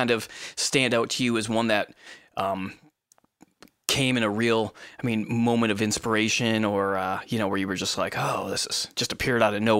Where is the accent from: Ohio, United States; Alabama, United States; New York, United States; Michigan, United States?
Michigan, United States; I'm from Michigan as well.